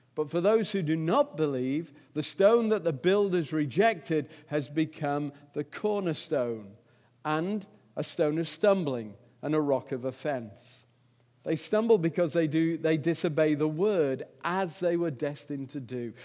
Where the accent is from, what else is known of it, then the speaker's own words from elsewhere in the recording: England, United Kingdom; I'm English